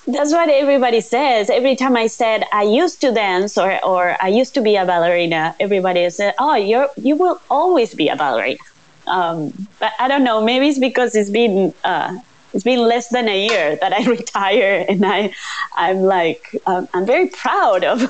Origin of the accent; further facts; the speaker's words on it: Uruguay; I was born here in Uruguay